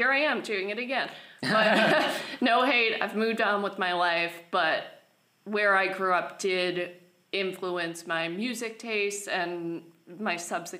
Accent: Thornwood, New York, United States; moved away as an adult; also born or lived in Pleasantville, New York; now in Astoria, United States; No, I grew up in Westchester, New York.

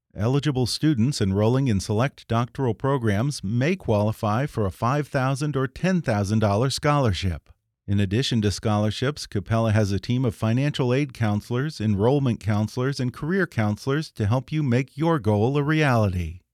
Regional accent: United States; also born or lived in Texas / California; Growing up in Texas and California

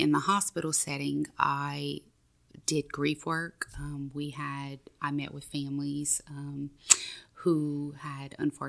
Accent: Maurice, Louisiana, United States; now in Breaux Bridge, United States; I am originally from Maurice, Louisiana, which is a small town outside of Lafayette.

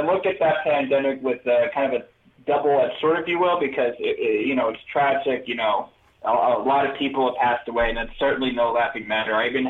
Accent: New York, United States; moved away as an adult; now in Denver, United States; I'm from New York, but I moved out to Denver, Colorado about 7 years ago

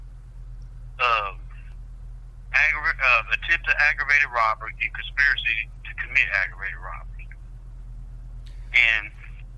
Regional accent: Southeast Kansas, United States; I was down in like 3 hours away in Southeast Kansas. My hometown.

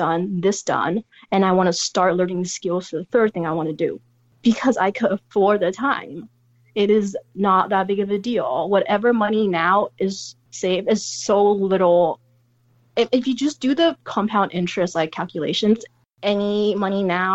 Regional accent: San Francisco, California, United States; I come from San Francisco

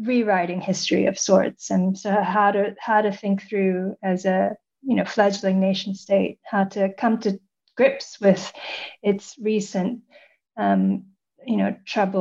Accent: New York City, New York, United States; moved away as an adult; also born or lived in Oxford; born and raised in New York City

